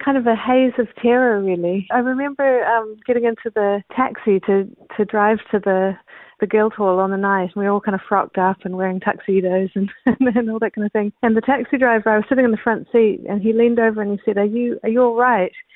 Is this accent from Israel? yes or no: no; New Zealand; also born or lived in Canada; I'm a New Zealander.